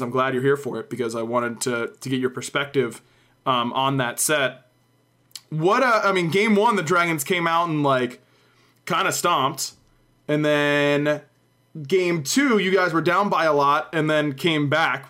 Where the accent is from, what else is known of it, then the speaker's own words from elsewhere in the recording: United States; I'm American.